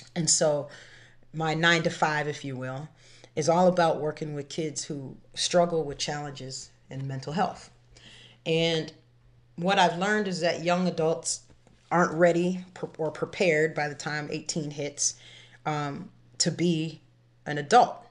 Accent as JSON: {"language": "English", "town": "Framingham", "region": "Massachusetts", "country": "United States", "said": "I'm not from Boston, I'm from Framingham"}